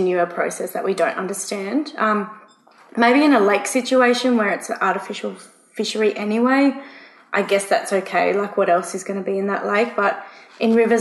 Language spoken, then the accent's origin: English; East Coast, Australia; I'm from the East Coast.